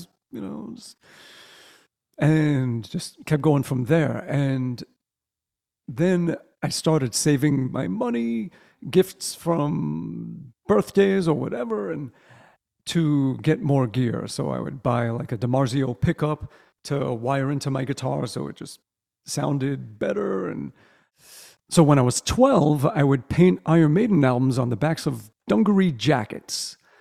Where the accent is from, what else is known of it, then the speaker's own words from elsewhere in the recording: New York City, New York, United States; also born or lived in Brooklyn; I grew up in the boroughs of New York. And we had just moved. I was 5 years old. We moved from Brooklyn over to Staten Island